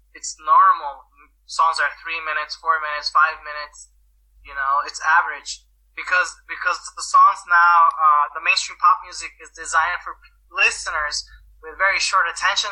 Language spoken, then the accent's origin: English; United States; moved away as an adult; now in Slovakia; I'm American